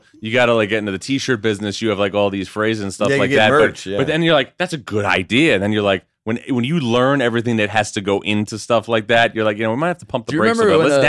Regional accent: New York, United States; A suburb of New York.

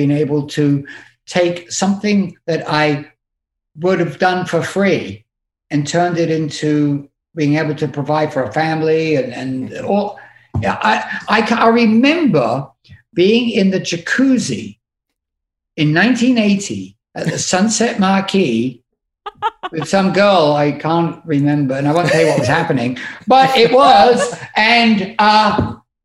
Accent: United Kingdom; being British

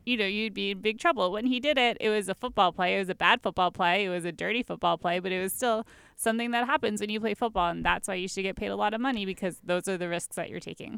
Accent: Baltimore, Maryland, United States; I'm from Baltimore

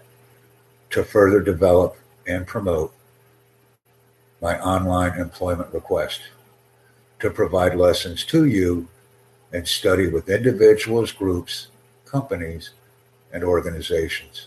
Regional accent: United States; accent: American English; first language English; I'm a native American English speaker

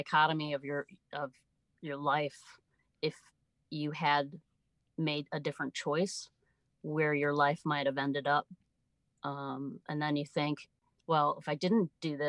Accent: Chicago, Illinois, United States; moved away as an adult; also born or lived in South Florida; I grew up in the Midwest, the Chicago okay. area

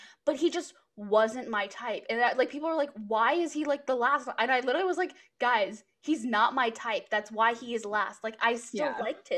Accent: Texas, United States; I grew up in Texas

